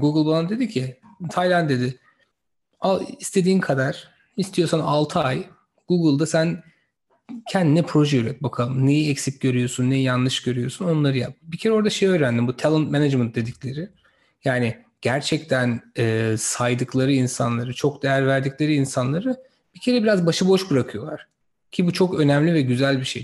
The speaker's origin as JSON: {"language": "Turkish", "region": "İzmir", "country": "Turkey", "tie": "born or raised there", "also_born_or_lived": "Sivas / Massachusetts, United States / Stanford, United States", "moved": "as an adult", "said": "Sivaslı bir arkadaşınızım. İzmir'de büyüdüm"}